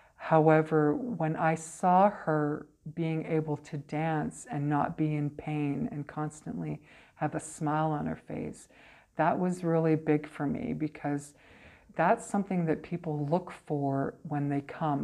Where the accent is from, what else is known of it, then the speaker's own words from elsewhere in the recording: Brandon, Manitoba, Canada; also born or lived in Portage la Prairie, Manitoba / United States / Kamloops, British Columbia; So I came to Brandon. I was here when I was about eight. Um, so I've been here kind of uh, uh, off and on.